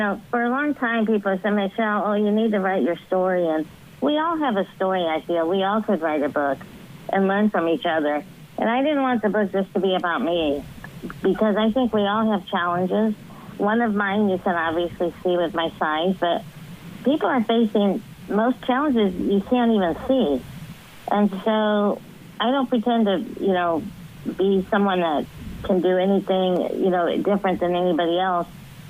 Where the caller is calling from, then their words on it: Washington, Illinois, United States; I'm calling from Washington, Illinois.